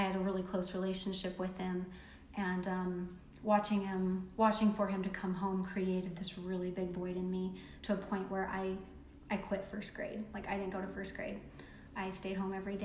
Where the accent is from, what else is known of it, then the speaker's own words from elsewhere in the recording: Salt Lake County, Utah, United States; we moved from Salt Lake County to Utah County